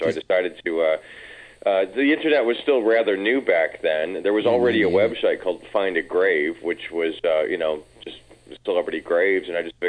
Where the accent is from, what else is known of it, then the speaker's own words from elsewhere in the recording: Detroit, Michigan, United States; moved away; when I was growing up in Detroit, and there wasn't a lot going on in Detroit when I lived there